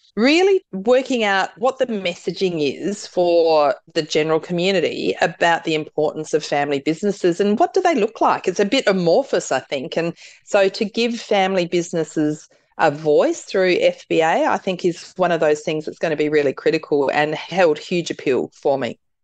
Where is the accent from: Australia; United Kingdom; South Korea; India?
Australia; South Australia; I'm from South Australia